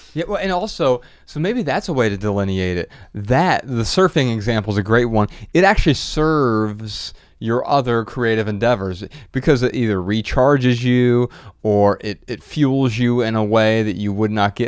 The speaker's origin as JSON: {"language": "English", "town": "Dayton", "region": "Ohio", "country": "United States", "said": "I'm from Dayton, and it's same metro"}